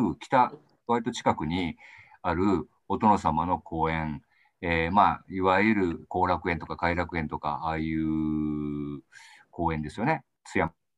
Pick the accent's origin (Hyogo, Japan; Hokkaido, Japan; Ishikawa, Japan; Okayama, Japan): Okayama, Japan; Tsuyama; born or raised there